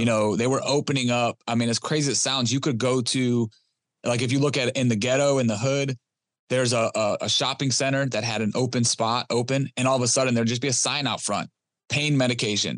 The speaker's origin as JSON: {"language": "English", "town": "Detroit", "region": "Michigan", "country": "United States", "tie": "born or raised there", "said": "I was born and raised in Detroit, Michigan"}